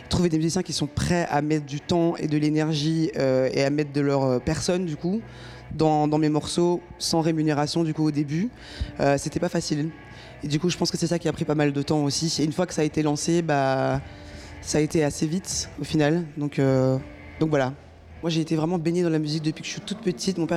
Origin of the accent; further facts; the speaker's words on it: Brussels, Brussels-Capital Region, Belgium; Je suis bruxelloise et très fière de l'être.